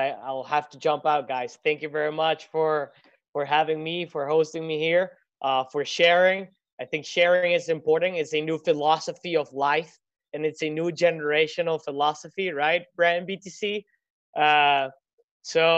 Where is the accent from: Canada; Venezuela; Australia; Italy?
Venezuela; I come from Venezuela